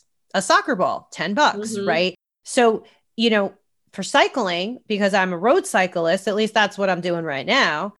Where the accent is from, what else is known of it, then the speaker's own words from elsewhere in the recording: New York, United States; now in Los Angeles, United States; I grew up on the East Coast in New York, I grew up in a very, very blue collar, modest home.